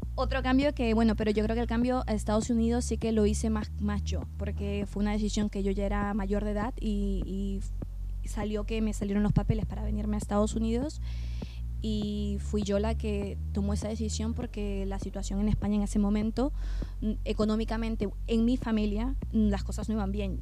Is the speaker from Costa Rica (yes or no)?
no; Peru; moved away as an adult; also born or lived in Madrid, Spain; now in California, United States; nací en Perú, y estuve allí casi toda mi infancia, aparte de mi adolescencia también